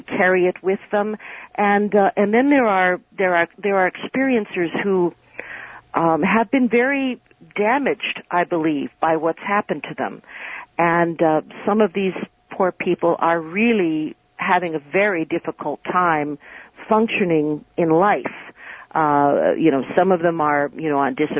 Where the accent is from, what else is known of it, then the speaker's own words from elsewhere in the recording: New York City, New York, United States; I'm from New York City